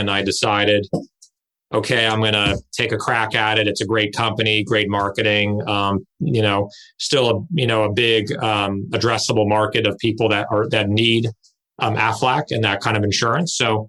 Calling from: Redondo Beach, California, United States; I'm physically at my home office, which is like 90% of the country right now, in Redondo Beach, California.

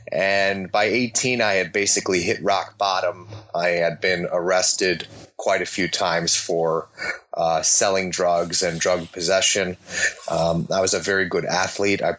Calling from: Perth, Western Australia, Australia; I'm actually in Perth, Western Australia at the moment

